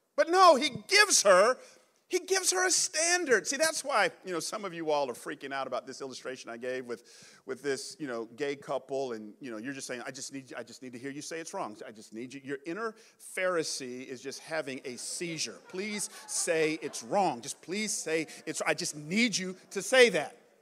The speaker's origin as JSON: {"language": "English", "town": "Atlanta", "region": "Georgia", "country": "United States", "tie": "born or raised there", "also_born_or_lived": "New York City / San Jose", "moved": "as an adult", "said": "I grew up in Atlanta in the 80s and 90s"}